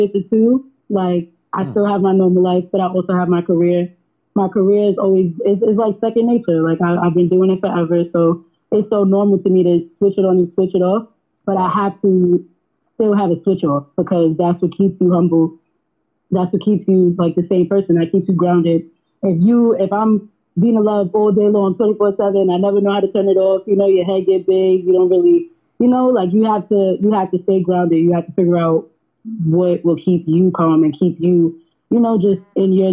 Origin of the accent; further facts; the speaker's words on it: New York City, New York, United States; I'm from Harlem, so I really have, like, you know, like, I have a lot of him in me just from being in Harlem, like just from like, you know, just being raised around that environment